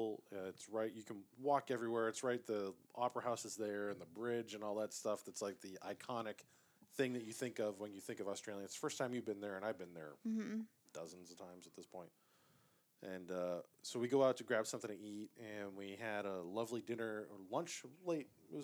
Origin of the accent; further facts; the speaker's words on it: New England, United States; where we grew up in New England.